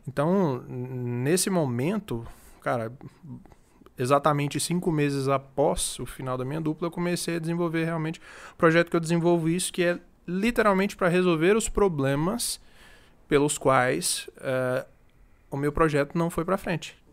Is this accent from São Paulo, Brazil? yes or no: no; Palmas, Tocantins, Brazil; moved away as an adult; also born or lived in Rio Verde, Goiás; now in Goiânia, Brazil; Eu nasci em Rio Verde, mas eu cresci em Palmas, no Tocantins.